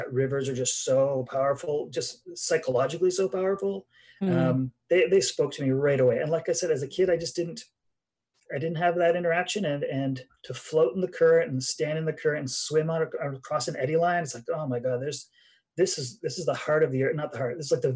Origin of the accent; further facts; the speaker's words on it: Pembroke, Ontario, Canada; moved away as an adult; also born or lived in Smithers, British Columbia; I am in my town I grew up in. So I'm in Pembroke, Ontario is where my farm was.